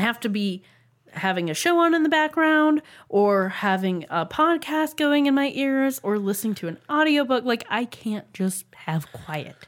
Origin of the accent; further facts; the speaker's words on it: United States; we are Americans